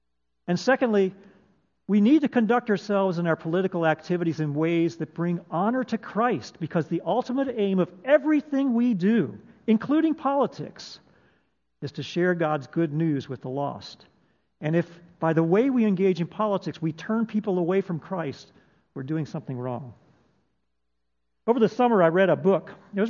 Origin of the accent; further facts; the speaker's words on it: United States; We are American citizens. We're also citizens of the kingdom of God.